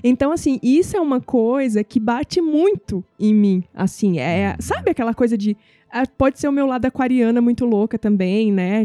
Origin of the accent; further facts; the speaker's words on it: Northeast Region, Brazil; moved away; eu nasci no Nordeste